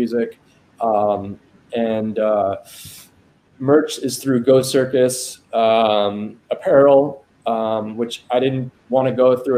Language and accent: English; Long Island, New York, United States; moved away; I grew up in Long Island